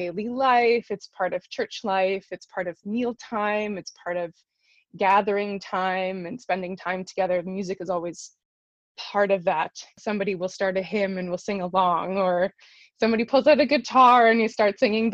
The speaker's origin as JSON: {"language": "English", "region": "southern Manitoba", "country": "Canada", "tie": "born or raised there", "moved": "as an adult", "lives_now": "Toronto, Canada", "said": "I'm originally from southern Manitoba. I've been based in Toronto for the last little while, but my roots are back here in Manitoba, and I grew up in the Mennonite choral tradition"}